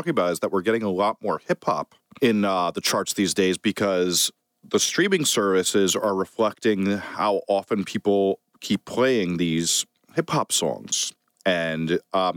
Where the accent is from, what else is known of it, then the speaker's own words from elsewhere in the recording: United States; also born or lived in New Jersey; now in New York, United States; as a New York kid and New Jersey kid